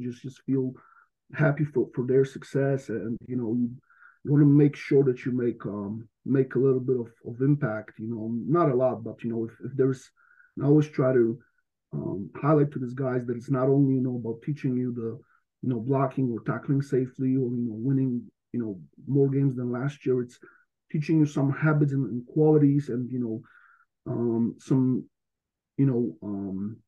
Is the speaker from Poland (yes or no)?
yes; western Poland, Poland; moved away as an adult; also born or lived in United States; now in Ravensburg, Germany; I'm from Western Poland